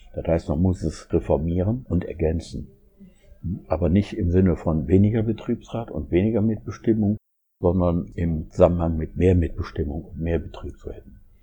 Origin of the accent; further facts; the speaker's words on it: Essen, North Rhine-Westphalia, Germany; ich komme aus Essen